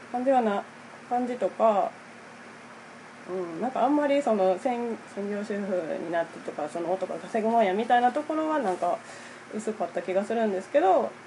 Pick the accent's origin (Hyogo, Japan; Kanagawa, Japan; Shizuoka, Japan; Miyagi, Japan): Hyogo, Japan; Minamiawaji; えっと南淡路って淡路島の南の方の出身なんですけど